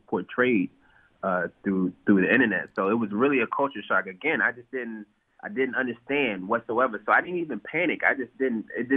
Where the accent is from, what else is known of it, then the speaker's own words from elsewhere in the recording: Bowie, Maryland, United States; also born or lived in Washington, D.C.; I'm from Washington, D.C., DMV area, grew up in Bowie, Maryland, went to high school in Washington, D.C.